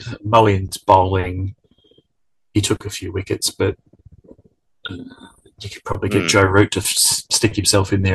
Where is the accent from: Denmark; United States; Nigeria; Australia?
Australia; I'm Australian